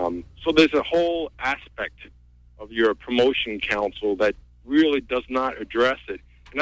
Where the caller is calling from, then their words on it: Orland, Maine, United States; also born or lived in Long Island Sound / Boston; I'm calling from Orland.